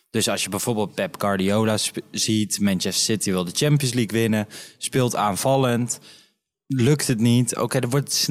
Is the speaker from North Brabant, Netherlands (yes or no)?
yes; North Brabant, Netherlands; wij zijn Brabanders, we houden van gezelligheid, het is een beetje carnaval.